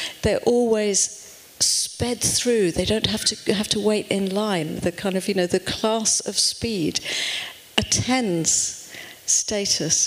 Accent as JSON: {"language": "English", "country": "United Kingdom", "said": "you can tell from my accent that I come from over the pond"}